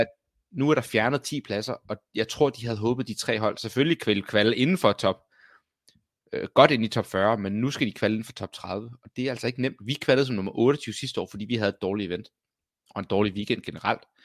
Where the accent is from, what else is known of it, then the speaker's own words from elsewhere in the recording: Copenhagen, Capital Region of Denmark, Denmark; jeg er københavner